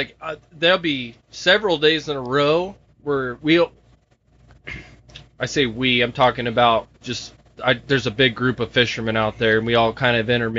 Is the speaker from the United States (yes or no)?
yes; North Idaho, United States; also born or lived in Port Townsend, Washington; I was born in Port Townsend, Washington in 1989 and moved here. My parents moved us here when I was 3 years old. My mom's from this area. So I pretty much just grown up in Idaho.